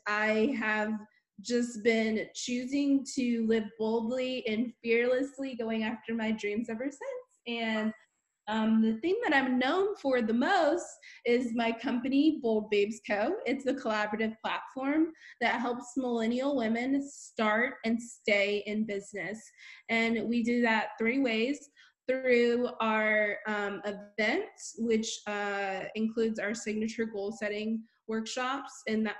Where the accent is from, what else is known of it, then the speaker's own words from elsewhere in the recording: Honolulu, Hawaii, United States; born there; Also, I'm a military brat. I've been all over the world. I was born in Honolulu, Hawaii, and have been skipping all over the place since then.